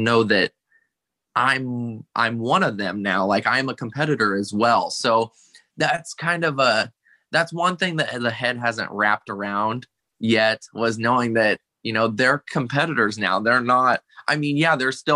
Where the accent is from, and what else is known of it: Iowa, United States; born or raised there